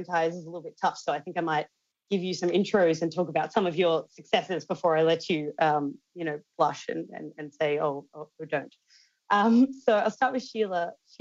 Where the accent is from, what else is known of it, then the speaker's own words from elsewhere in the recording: Australia; growing up in Australia